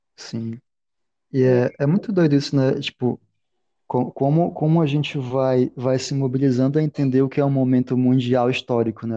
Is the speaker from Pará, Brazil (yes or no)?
yes; Belém, Pará, Brazil; also born or lived in Manaus; Eu sou, sou de Belém, morei em Manaus, mas sou de Belém